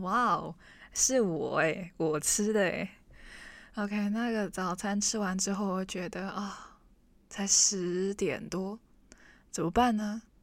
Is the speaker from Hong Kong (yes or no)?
yes; Hong Kong; first language Cantonese; Chinese is a second language; 我们是 local 欸，我们是香港人